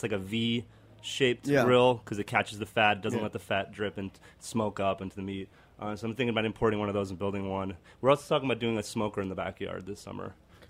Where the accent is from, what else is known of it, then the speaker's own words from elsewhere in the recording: Argentina; now in United States; I'm from Argentina, so we have asado down there.